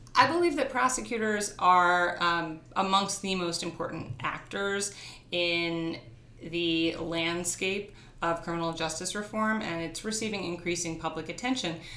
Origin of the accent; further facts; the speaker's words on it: New York City, New York, United States; I grew up in New York and I grew up in a family of artists